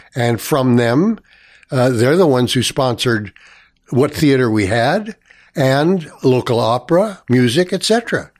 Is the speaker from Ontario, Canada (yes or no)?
yes; Toronto, Ontario, Canada; I was born in Toronto here, and first residence was Saint Clement's Avenue, uh, west of Avenue Road, north of Eglinton. Uh, so I, my first school was, uh, was Saint Clement's